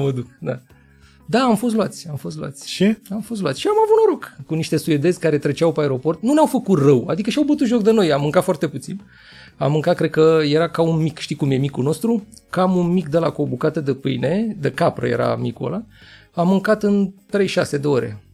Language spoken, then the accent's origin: Romanian; Buzău, Buzău County, Romania; m-am născut și lângă în Buzău, acolo unde avem vulcanii noroiești.